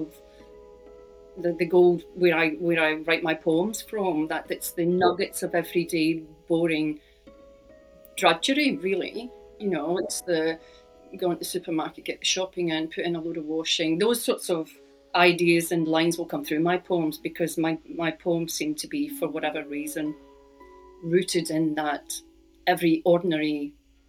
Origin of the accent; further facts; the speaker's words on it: Scotland, United Kingdom; which is about growing up in Scotland